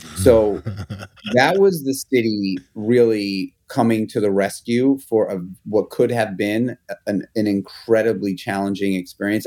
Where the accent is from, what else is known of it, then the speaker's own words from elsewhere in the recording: New York City, New York, United States; I grew up in Manhattan in the public school system